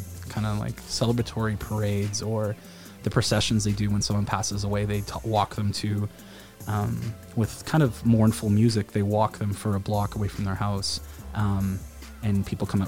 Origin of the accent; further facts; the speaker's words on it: Wainwright, Alberta, Canada; I grew up in Wainwright